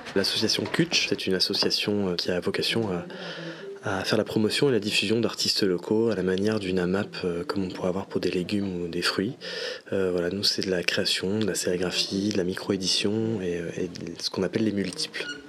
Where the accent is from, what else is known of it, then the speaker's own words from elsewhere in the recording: Brest, Brittany, France; moved away as an adult; also born or lived in Paris; on s'est rencontrés sur les bancs de l'école en art appliqué au lycée Vauban, donc ici à Brest. Et il y a cinq ans, je suis revenu moi sur Brest